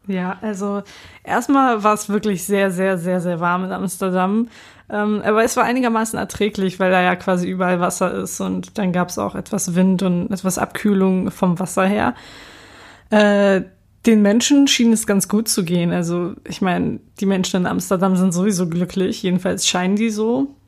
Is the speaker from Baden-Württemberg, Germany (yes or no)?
no; Hamburg, Germany; dass ich aus Hamburg komme